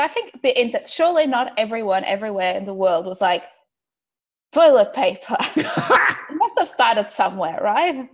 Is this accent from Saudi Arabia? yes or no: no; Porto, Norte, Portugal; now in Melbourne, Australia; I'm originally from Porto, Portugal